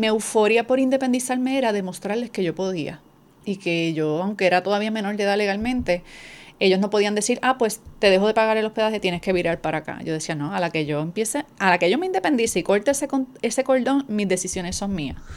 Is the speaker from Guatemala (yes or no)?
no; Adjuntas, Puerto Rico; moved away as an adult; now in San Juan, Puerto Rico; soy puertorriqueña, natural del pueblo de Adjuntas, llevo más de 20 años viviendo en San Juan